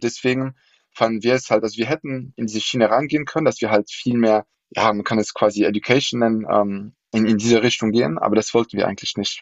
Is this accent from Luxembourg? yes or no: yes; Luxembourg; German is a second language; also born or lived in London; now in Berlin, Germany; wohne in Berlin, aber gebürtiger Luxemburger